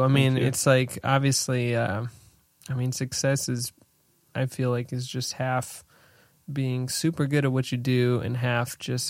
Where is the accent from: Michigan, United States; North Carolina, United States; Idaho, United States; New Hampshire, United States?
New Hampshire, United States; moved away; I'm from New Hampshire.